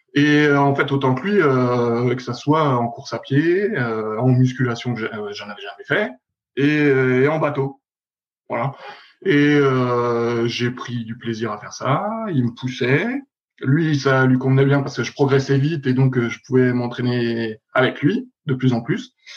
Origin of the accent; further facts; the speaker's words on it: Dijon, Bourgogne-Franche-Comté, France; moved away as an adult; also born or lived in Vaires-sur-Marne / Rennes; j'étais de Dijon, en tout cas du club vers Dijon